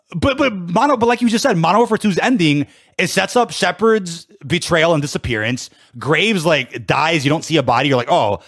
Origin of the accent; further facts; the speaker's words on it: Chicago, Illinois, United States; born and raised in Chicago